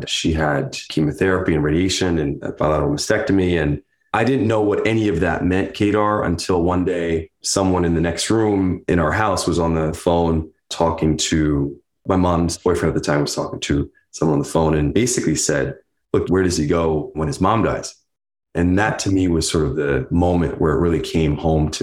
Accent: Neptune, New Jersey, United States; growing up in Neptune

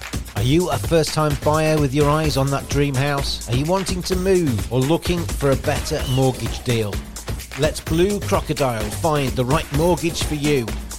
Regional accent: England, United Kingdom; you usually think as an Englishman that it's only here that we get rain

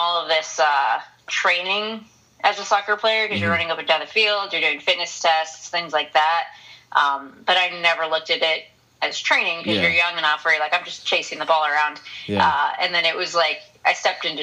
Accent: Southern California, United States; I'm from Southern California

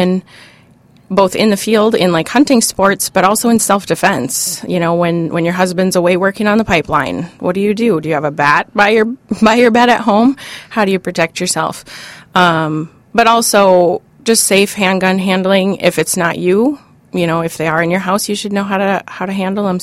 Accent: Hibbing, Minnesota, United States; Growing up in Hibbing, Minnesota, most of us hunted

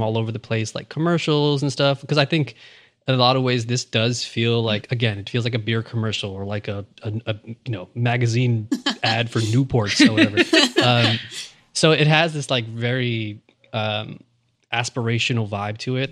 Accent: New York City, New York, United States; also born or lived in Long Island; I grew up here in New York, mm-hmm. where mm-hmm. I mean, especially as a kid in Queens

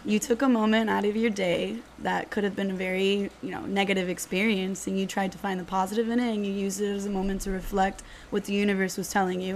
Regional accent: Miami, Florida, United States; I was born and raised here in Miami, so 305 till I die.

